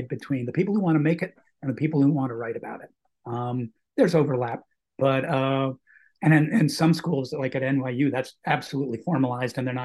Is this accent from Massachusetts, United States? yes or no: yes; Boston, Massachusetts, United States; I was also lucky to be growing up in Boston at a time when the Revival movie house boom was going on